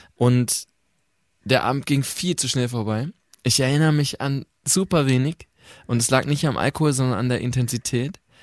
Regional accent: North Rhine-Westphalia, Germany; moved away; also born or lived in Mannheim; ich komme ja vom Land aus Ostwestfalen

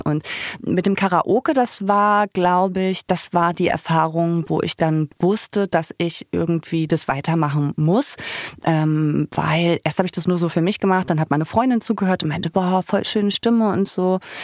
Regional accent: Zinnowitz, Mecklenburg-Vorpommern, Germany; born or raised there; now in Berlin, Germany

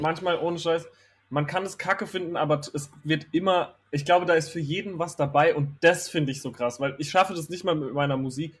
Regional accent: Herxheim bei Landau, Rhineland-Palatinate, Germany; moved away as an adult; also born or lived in Kandel; ich bin in Kandel geboren, weil in Herxheim bei Landau in der Pfalz, wo ich aufgewachsen Ach. bin, gibt es kein Krankenhaus.

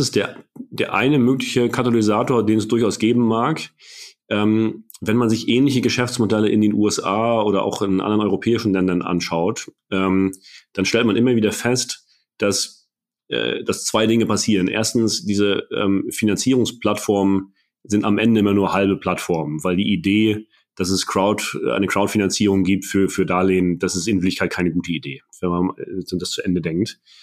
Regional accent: Mecklenburg-Vorpommern, Germany; als, als Mecklenburger

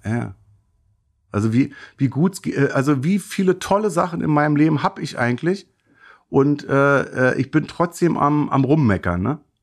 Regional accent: Berlin, Germany; 74 geboren in Neukölln

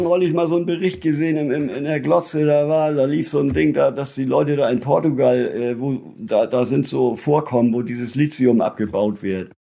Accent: Lübeck, Schleswig-Holstein, Germany; also born or lived in Flensburg; now in near Kiel, Germany; Ich bin in Travemünde geboren. Ich lebe jetzt äh, inmitten von Schleswig-Holstein in einem kleinen Dorf mitten auf dem Land in der Nähe ah, okay. von Kiel

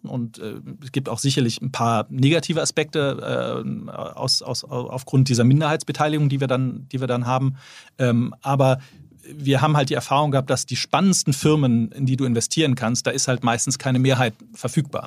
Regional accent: Bonn, North Rhine-Westphalia, Germany; moved away as an adult; also born or lived in London; dann sind wir dann zusammen in meine Heimatstadt ähm, Bonn gezogen.

